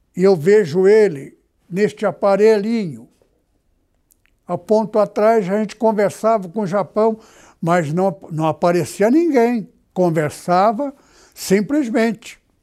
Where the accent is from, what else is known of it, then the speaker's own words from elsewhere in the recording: Presidente Prudente, São Paulo, Brazil; moved away; Estive na cidade onde eu nasci